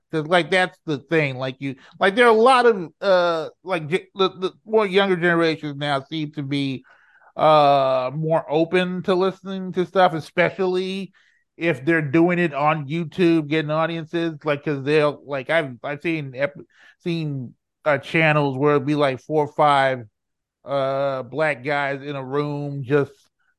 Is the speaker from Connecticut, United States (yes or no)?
no; Houston, Texas, United States; also born or lived in New Orleans; I was born in New Orleans, but my family moved to Third Ward South Park. They moved to South Park in the late 70s.